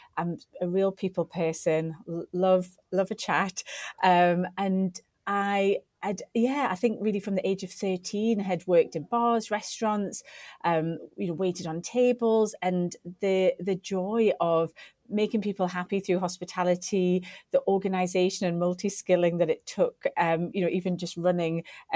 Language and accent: English; Newcastle upon Tyne, North East England, United Kingdom; moved away as an adult; also born or lived in Sheffield; I didn't necessarily want to go back to my hometown. I wanted to kind of, my wings had been opened as I left Newcastle to go to university at Sheffield Hallam.